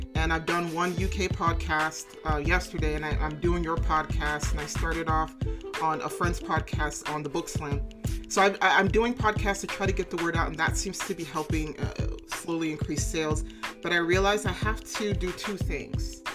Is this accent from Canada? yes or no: no; Bahamas; also born or lived in Tennessee, United States; now in California, United States; I'm from the Caribbean originally. I was born in Bahamas.